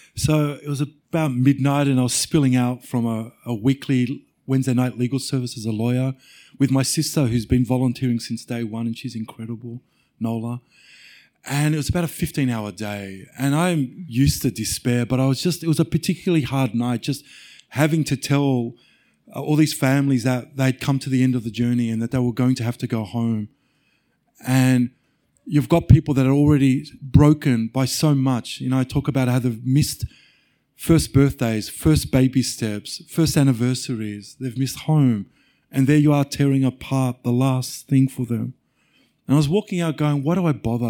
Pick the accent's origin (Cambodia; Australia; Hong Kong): Australia; Mount Beauty, Victoria; I grew up in a little country town called Mount Beauty